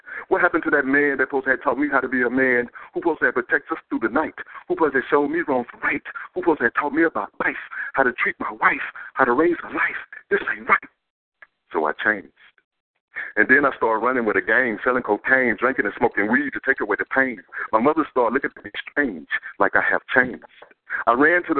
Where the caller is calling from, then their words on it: Louisiana, United States; I'm calling from Louisiana